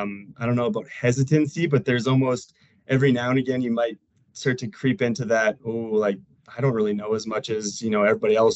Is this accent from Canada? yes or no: yes; Canada; now in Denver, United States; And I'm originally from Canada, but moved to Denver, Colorado here.